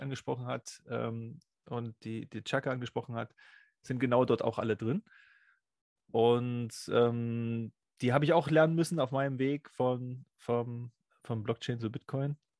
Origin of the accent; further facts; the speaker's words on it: East Germany, Germany; Ich bin ja im Sozialismus groß geworden